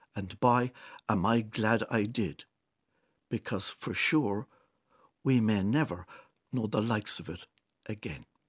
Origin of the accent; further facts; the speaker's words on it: Kilkenny, Leinster, Ireland; my hometown of Kilkenny